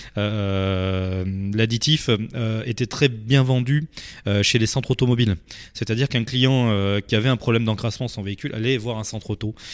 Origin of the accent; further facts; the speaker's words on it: Dordogne, Nouvelle-Aquitaine, France; moved away as an adult; now in Arcachon Bay, France; je suis natif de Dordogne, je suis arrivé sur le bassin d'Arcachon il y a à peu près 12 ans